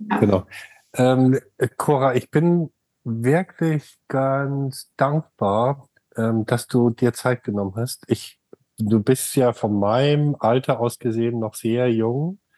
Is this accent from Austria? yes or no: no; Germany; now in United States; oh, wir kommen ja alle aus Deutschland